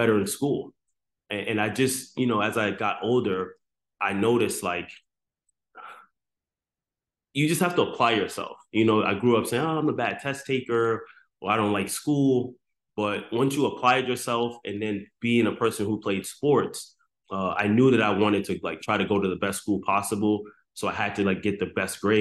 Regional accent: New York City, New York, United States; also born or lived in Antigua and Barbuda; my background growing up, man, I grew up in the South Bronx

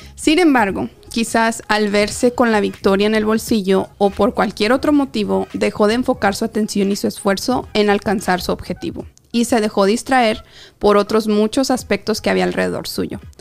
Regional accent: Mexico; a los que nos criamos en México

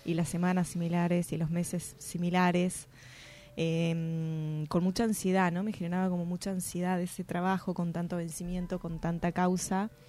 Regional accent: Salta, Argentina; also born or lived in La Plata / Boedo, Buenos Aires; now in Buenos Aires, Argentina; soy salteña.

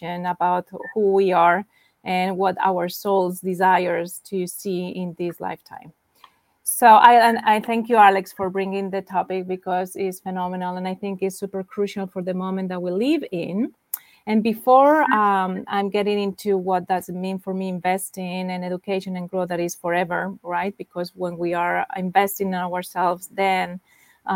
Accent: Spain; now in New York, United States; I'm from Spain, and I live in New York right now

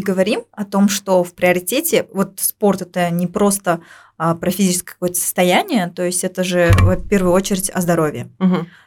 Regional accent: Uzbekistan; А у нас здесь, в Узбекистане

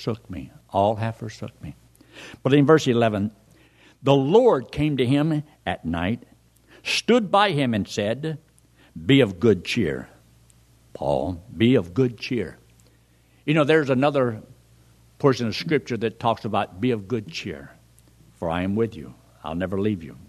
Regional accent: Colorado, United States; I come from Colorado

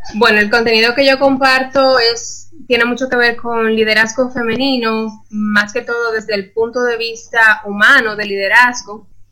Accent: Dominican Republic; moved away as an adult; now in Costa Rica; yo soy dominicana, me mudé a Costa Rica hace aproximadamente año y medio

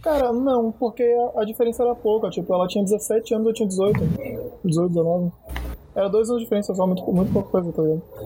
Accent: Bahia, Brazil; eu sou baiano

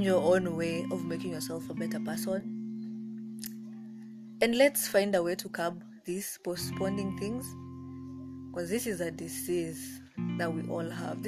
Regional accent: Kenya; I'm African, I'm Kenyan

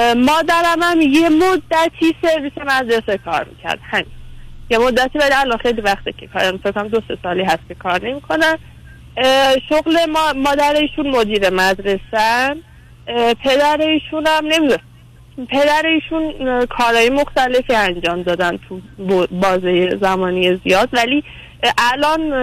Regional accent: around Isfahan, Iran; ما اصفهانی نیستیم یعنی که حالا ما اصفهانیم ما مال اطراف اصفهانی

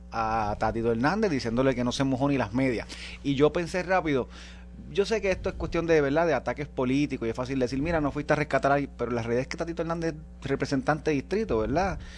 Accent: Vega Baja, Puerto Rico; mitad de mi pueblo Vega Baja.

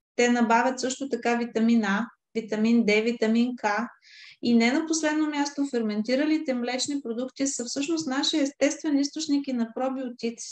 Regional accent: Varna, Varna Province, Bulgaria; аз съм от Варна

